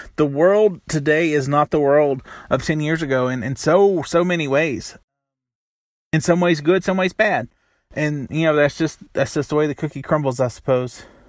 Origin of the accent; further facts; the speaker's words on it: the South, United States; Growing up in the South